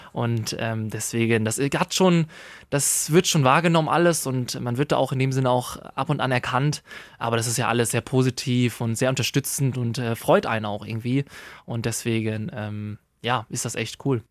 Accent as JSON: {"language": "German", "town": "Hameln", "region": "Lower Saxony", "country": "Germany", "tie": "born or raised there", "also_born_or_lived": "Burgdorf", "said": "Ich bin ja zu, weiterhin im Schiller Gymnasium Hameln zur Schule gegangen"}